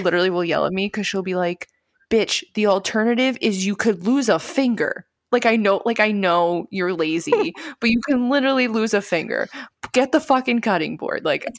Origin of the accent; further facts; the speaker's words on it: Brooklyn, New York, United States; And we are two prods from Brooklyn.